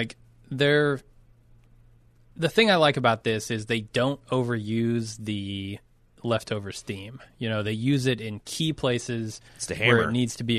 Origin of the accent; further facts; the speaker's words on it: United States; as an American.